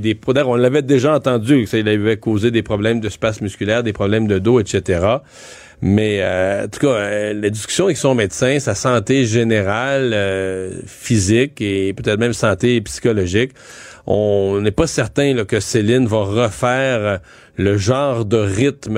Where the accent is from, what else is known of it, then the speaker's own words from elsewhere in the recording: Rivière-du-Loup, Quebec, Canada; moi je suis de Rivière-du-Loup